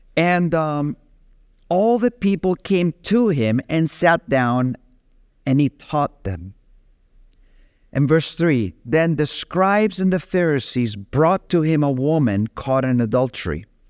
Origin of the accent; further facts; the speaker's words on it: Capdepera, Balearic Islands, Spain; moved away; in my hometown of Catepera